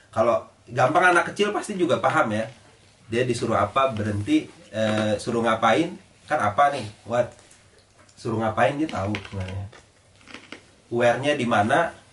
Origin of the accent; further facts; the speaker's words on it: Aceh, Indonesia; jadi saya dari Aceh eh, istri saya itu orang Jakarta kita nikahnya di Jakarta keluarga saya yang dari Aceh datang kan